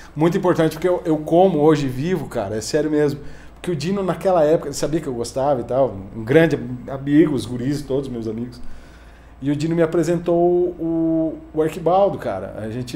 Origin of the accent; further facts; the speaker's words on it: Rio Grande do Sul, Brazil; also born or lived in Joaçaba, Santa Catarina; now in Campo Grande, Brazil; eu nasci em, em Joaçaba, uhum. Santa Catarina, e com dois meses de idade eu vim para Campo Grande, uhum. meu pai e minha mãe. E com seis anos eu voltei, eu fui pro sul, daí fui pro Rio Grande. Então, basicamente a minha formação é, é, é gaúcha